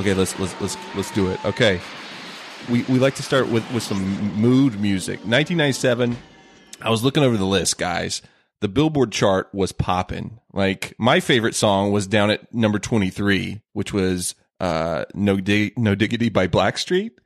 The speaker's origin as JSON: {"language": "English", "region": "North Carolina", "country": "United States", "tie": "born or raised there", "moved": "yes", "said": "my home state of North Carolina"}